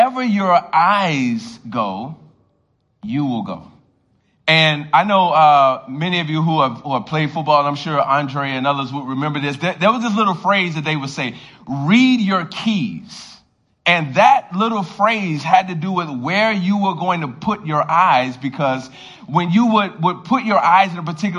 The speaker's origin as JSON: {"language": "English", "town": "Miami", "region": "Florida", "country": "United States", "tie": "born or raised there", "moved": "yes", "lives_now": "Baltimore, United States", "said": "I grew up in Miami, Florida"}